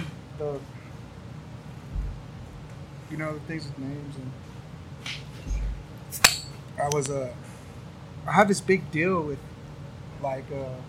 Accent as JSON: {"language": "English", "town": "Midland", "region": "Texas", "country": "United States", "tie": "born or raised there", "also_born_or_lived": "Utah", "said": "I'm born and raised, man. Born and raised in Midland."}